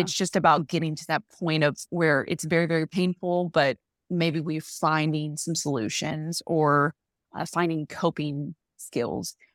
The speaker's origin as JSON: {"language": "English", "region": "a very small Southern town", "country": "United States", "tie": "born or raised there", "accent": "Southern", "said": "in my hometown, from a very small town, you might have heard the accent there"}